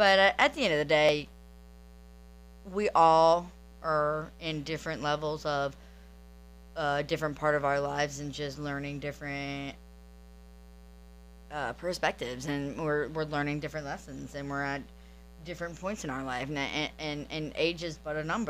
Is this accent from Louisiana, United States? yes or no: yes; New Orleans, Louisiana, United States; now in Destin, United States; I am originally from New Orleans, Louisiana.